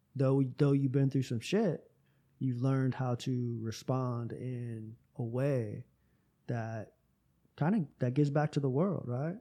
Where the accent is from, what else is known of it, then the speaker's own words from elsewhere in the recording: Tampa, Florida, United States; moved away; Tampa, my hometown